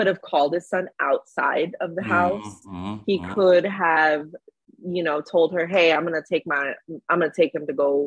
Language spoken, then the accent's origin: English; Hawaii, United States; now in Los Angeles, United States; being in LA, I'm from Hawaii originally